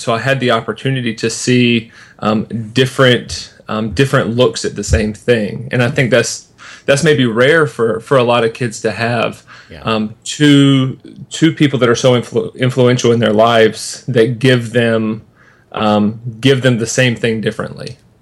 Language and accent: English; Sanford, North Carolina, United States; I was born in in North Carolina, in a little town called Sanford, and from kindergarten until the time I graduated high school, I went to the same Christian school